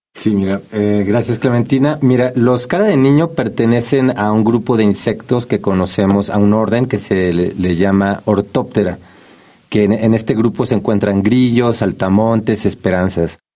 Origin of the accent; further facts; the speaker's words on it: Mexico City, Mexico; como habitante de la Ciudad de México, yo nací aquí, como buen chilango